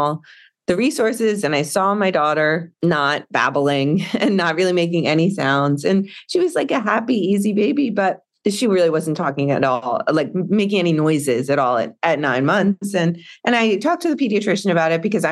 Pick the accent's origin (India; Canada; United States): United States; North Carolina; I grew up in North Carolina, a relatively rural area